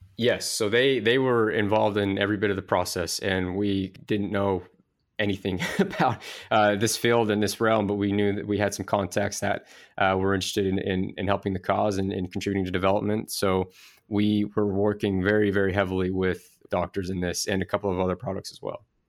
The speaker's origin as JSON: {"language": "English", "town": "Idaho Falls", "region": "Idaho", "country": "United States", "said": "I actually am from Idaho Falls, Idaho"}